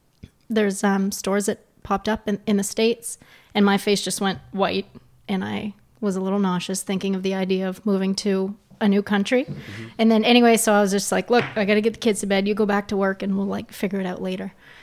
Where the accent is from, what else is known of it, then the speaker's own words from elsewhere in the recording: Grand Falls, New Brunswick, Canada; moved away as an adult; also born or lived in Woodstock, New Brunswick; now in Plattsburgh, United States; So I'm from Grand Falls.